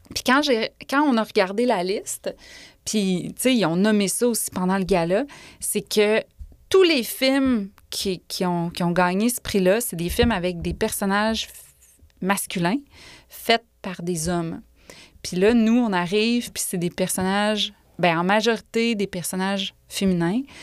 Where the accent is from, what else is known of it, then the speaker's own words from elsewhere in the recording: Quebec City, Quebec, Canada; also born or lived in Orsainville / Bourg-Royal; je suis née à Val-Bélair, qui est comme la ville que tout le monde rit de dans les radios